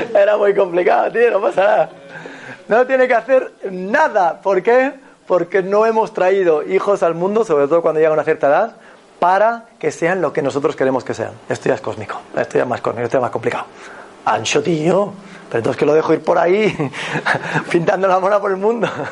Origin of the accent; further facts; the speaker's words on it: Galicia, Spain; Yo soy de Galicia